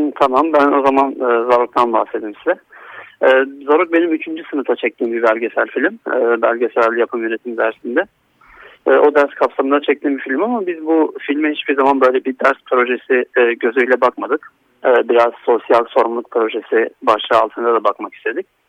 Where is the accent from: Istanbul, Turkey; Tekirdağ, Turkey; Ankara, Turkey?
Istanbul, Turkey; moved away as an adult; also born or lived in Antalya; Ben 1989 İstanbul doğumluyum. Ee, ilk ve orta eğitimimi İstanbul'da tamamladıktan sonra